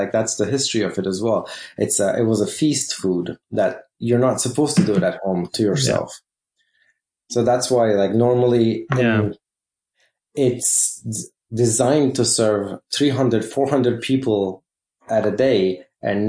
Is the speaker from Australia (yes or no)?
no; Turkey; I'm from Turkey